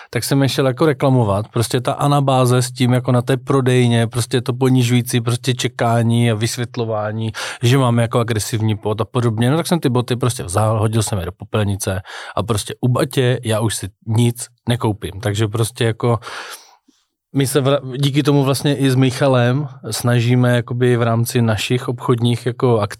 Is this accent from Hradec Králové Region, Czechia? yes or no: no; Zlín, Zlín Region, Czechia; skoro ze Zlína. A to jsem ze Zlína.